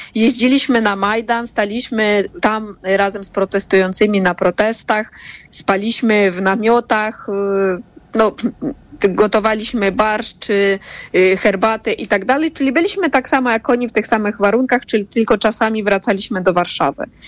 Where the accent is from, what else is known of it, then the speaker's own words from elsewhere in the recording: Ukraine; now in Poland; my jako Ukraińcy